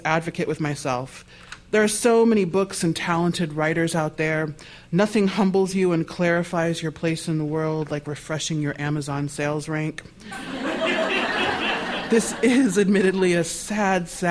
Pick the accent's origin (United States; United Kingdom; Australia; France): United States; Nebraska; I'm a kid from Nebraska